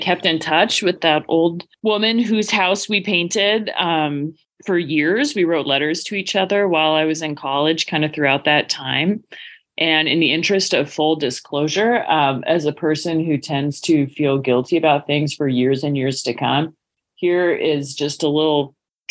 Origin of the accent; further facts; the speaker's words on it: Pacific Northwest, United States; as a kid growing up in the Pacific Northwest